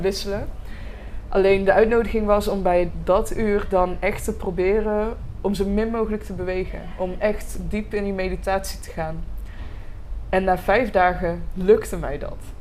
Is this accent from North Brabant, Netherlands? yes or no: yes; Roosendaal, North Brabant, Netherlands; ik ben geboren in Roosendaal, eh, dus ik ben een eh, echte Brabander